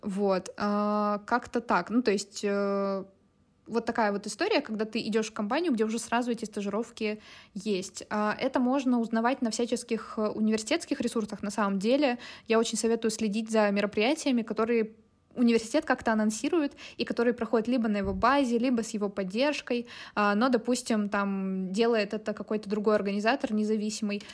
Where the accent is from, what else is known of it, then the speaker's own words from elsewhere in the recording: Chelyabinsk, Chelyabinsk Oblast, Russia; moved away as an adult; also born or lived in Moscow; now in Tbilisi, Georgia; я из Челябинска, вот, и я работаю в диджитале с 2019 э, года. Вот, а, почти всю жизнь я жила в Челябинске, я переехала два года назад, и сейчас я живу в Тбилиси